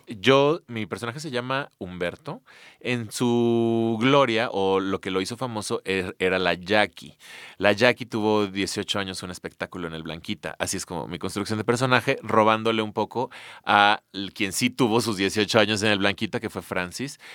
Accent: Mexico; somos así como mexicanos

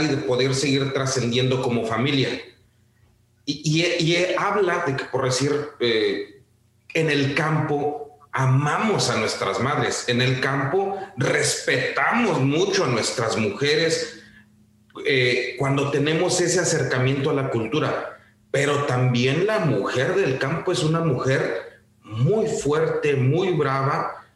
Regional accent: Mexico; somos mexicanos

